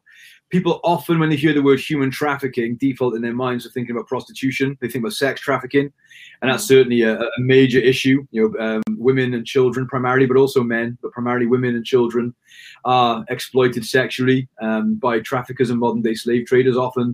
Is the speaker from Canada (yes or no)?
no; Wales, United Kingdom; I'm Welsh born. Never really left, to be honest with you. Still living in Cardiff now